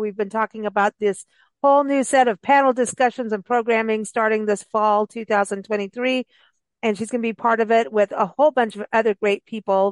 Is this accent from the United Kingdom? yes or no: no; South Africa; moved away; I grew up in South Africa